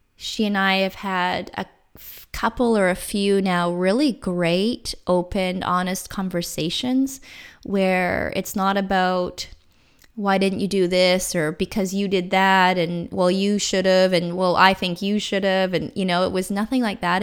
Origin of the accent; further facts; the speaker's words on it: Canada; I bought a small condo in my hometown